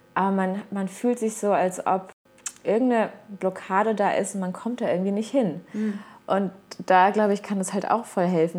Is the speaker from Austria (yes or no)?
no; Mainz, Rhineland-Palatinate, Germany; also born or lived in Caparica, Portugal; now in Portugal; in meiner Heimat, äh, meinem Geburtsort Mainz